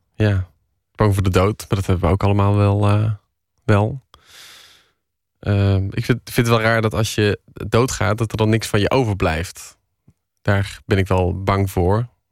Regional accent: Tilburg, North Brabant, Netherlands; accent: Brabants; ik kom uit Brabant

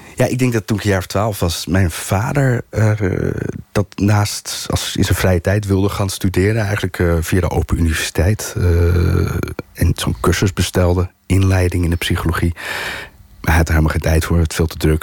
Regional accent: Amsterdam, North Holland, Netherlands; een klein gedeelte van mijn eigen jeugd. Maar dan van moederskant, de Amsterdamse kant.

